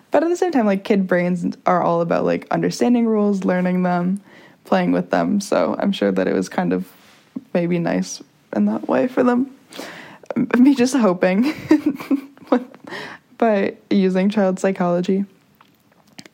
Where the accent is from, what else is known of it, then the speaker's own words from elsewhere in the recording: San Diego, California, United States; also born or lived in La Jolla; I was born in Pacific Beach. And we had a house there